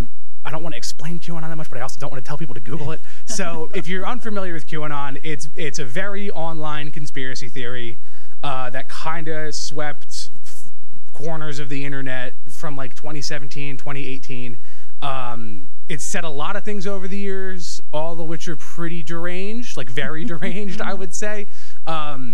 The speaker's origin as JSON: {"language": "English", "town": "Medford Lakes", "region": "New Jersey", "country": "United States", "tie": "born or raised there", "said": "that's where I grew up. It's Medford Lakes, New Jersey"}